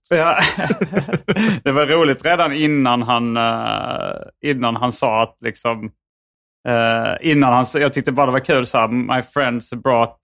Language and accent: Swedish; Sweden; jag är en svensk komiker